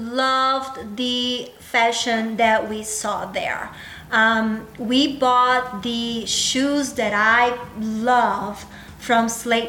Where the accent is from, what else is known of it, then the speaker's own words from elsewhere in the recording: Northeast Region, Brazil; now in United States; I am from the northeast, right under the equator line. So it's actually hot and humid there.